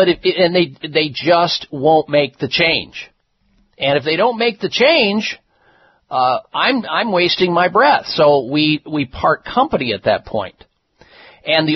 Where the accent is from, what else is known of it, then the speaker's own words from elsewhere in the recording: Midwest, United States; the diet that I grew up on in the Midwest